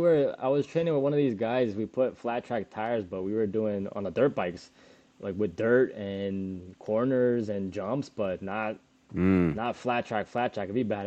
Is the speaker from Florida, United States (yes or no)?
yes; Florida, United States; I'm from Florida where it's hot all the time.